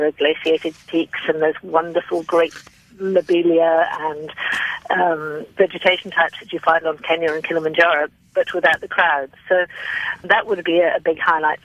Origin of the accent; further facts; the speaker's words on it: United Kingdom; moved away as an adult; now in South Africa; I'm actually British, and I came to South Africa 18 years ago